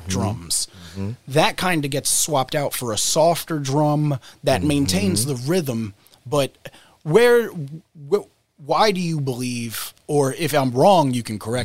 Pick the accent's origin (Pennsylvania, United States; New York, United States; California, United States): Pennsylvania, United States; Philadelphia; I'm from Philly